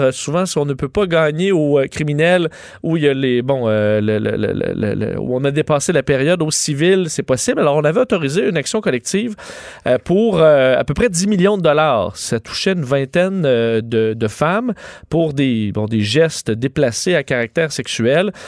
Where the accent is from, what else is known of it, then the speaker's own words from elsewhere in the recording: Canada; chez nous au Canada